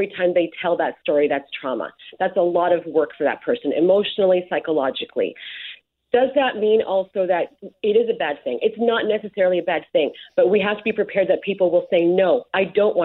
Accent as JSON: {"language": "English", "town": "Winnipeg", "region": "Manitoba", "country": "Canada", "said": "I answer Winnipeg"}